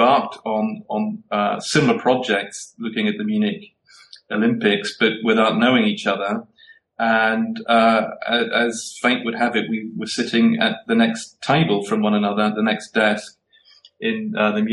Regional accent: Belfast, Northern Ireland, United Kingdom; moved away as an adult; also born or lived in Cambridge; now in Berlin, Germany; I was brought up in Belfast, and I went to school in Belfast

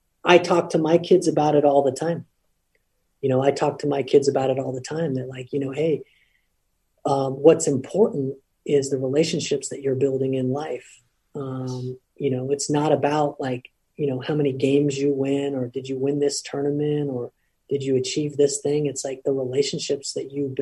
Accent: Lompoc, California, United States; moved away; I'm from Lompoc, or I'm from Cabrillo High School

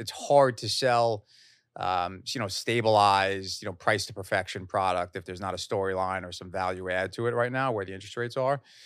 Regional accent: Long Island, New York, United States; also born or lived in Queens; I grew up in Long Island, uh, mainly, uh, with a stint in Queens

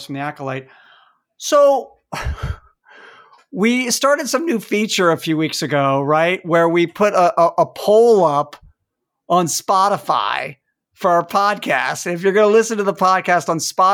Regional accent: Washington, District of Columbia, United States; I'm from Washington, D.C.

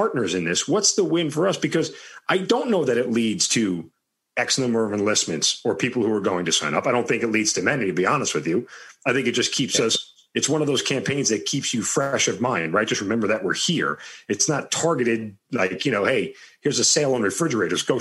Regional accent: Long Island, New York, United States; I'm from Long Island, and that's where I grew up.

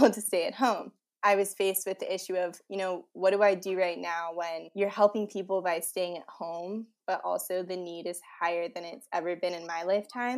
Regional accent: Washington, District of Columbia, United States; also born or lived in Indiana; everyone who comes back to D.C. There are a bunch of us political science majors over here. And since I moved home

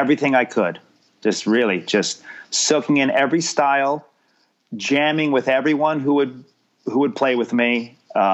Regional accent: New Jersey, United States; moved away as an adult; also born or lived in Miami; now in Los Angeles, United States; I grew up in New Jersey

